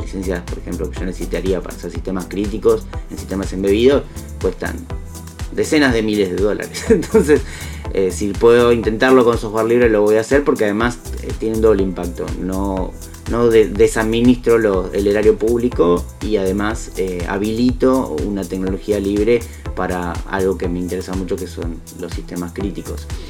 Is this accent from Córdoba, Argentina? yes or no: no; Bahía Blanca, Buenos Aires Province, Argentina; nací en Bahía Blanca